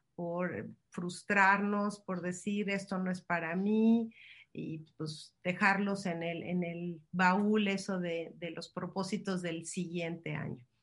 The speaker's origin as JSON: {"language": "Spanish", "country": "Mexico", "said": "los que somos de México"}